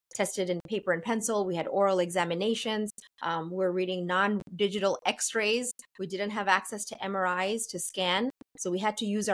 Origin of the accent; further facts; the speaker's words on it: New York City, New York, United States; also born or lived in Bangladesh; I grew up in New York City. I'm from America